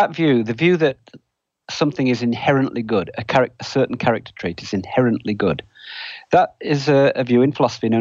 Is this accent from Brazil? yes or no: no; United Kingdom; now in United States; You can probably tell from my accent, I'm not originally American. I grew up in Britain